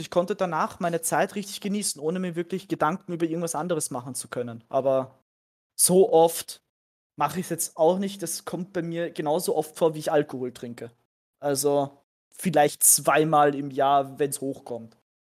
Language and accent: German; Austria; bei uns in Österreich